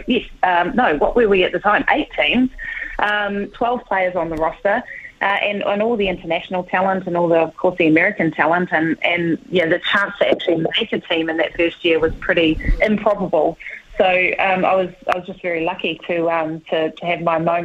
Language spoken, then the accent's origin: English; Whanganui, Manawatū-Whanganui, New Zealand; moved away as an adult; I grew up in Whanganui in the 80s